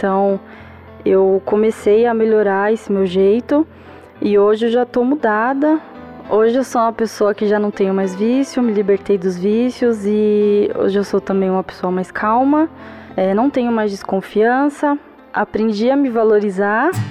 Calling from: São Paulo, Brazil; eu sou do Ipiranga, aqui de São Paulo.

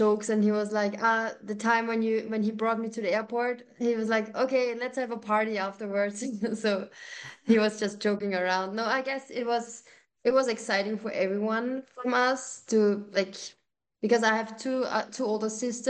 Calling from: Austria

